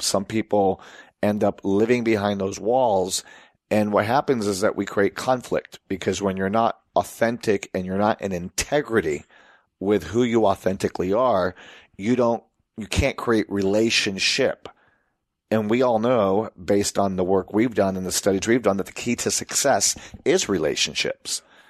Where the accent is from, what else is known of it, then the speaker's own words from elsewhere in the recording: Puerto Rico; And, you know, we were also Americans growing up in Puerto Rico.